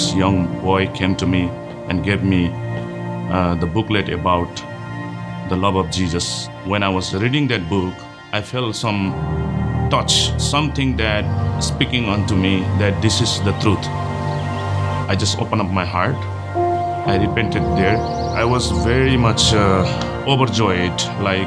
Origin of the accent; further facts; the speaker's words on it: Chirang, Tsirang, Bhutan; now in United States; I am from Bhutan. I was living in Chirang, Bhutan, one of the very small village